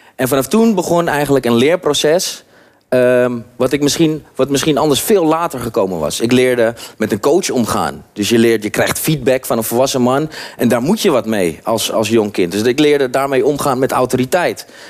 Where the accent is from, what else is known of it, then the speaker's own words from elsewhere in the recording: Haarlem, North Holland, Netherlands; Ik kom uit Haarlem, Schalkwijk. Schalkwijk is een achterstandswijk